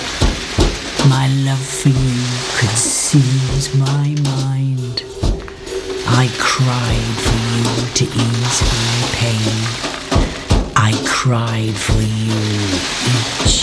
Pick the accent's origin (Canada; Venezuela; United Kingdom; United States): United Kingdom; Pendine, Wales; I was born in Pendine, and consequently I was in sea every day